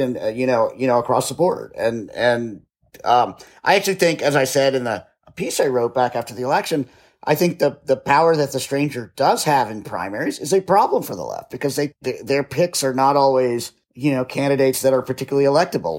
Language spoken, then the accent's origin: English; United States; also born or lived in Cleveland; now in Seattle, United States; I grew up in the D C suburbs